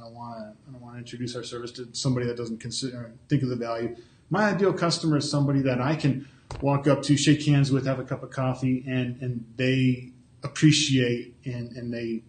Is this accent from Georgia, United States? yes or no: no; Jamestown, New York, United States; I'm originally from Jamestown.